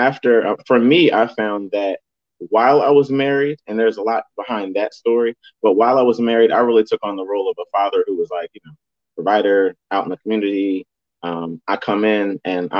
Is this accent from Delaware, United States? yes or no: yes; Delaware, United States; I'm a Delaware native, born and raised in Delaware